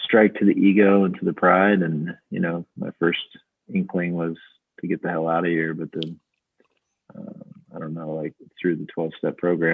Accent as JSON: {"language": "English", "town": "Salina", "region": "Kansas", "country": "United States", "tie": "born or raised there", "also_born_or_lived": "Creve Coeur, Missouri", "said": "my mom brought me back here when she decided not to give me up for adoption"}